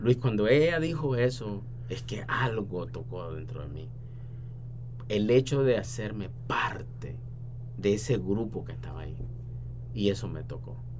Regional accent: San Miguel, El Salvador; moved away; also born or lived in San Salvador; nací en San Salvador, pero mi familia es de San Miguel. Cuando mi papá tuvo que emigrar eh, para Estados Unidos, mi mamá se mudó para San Miguel. Entonces crecí mirando a la Reina de la Paz

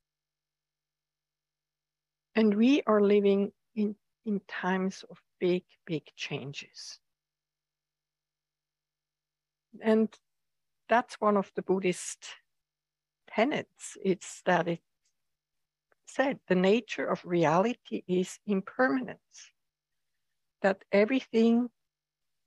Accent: Switzerland; now in United States; I come from Switzerland, where the seasons are very pronounced, or have been very pronounced

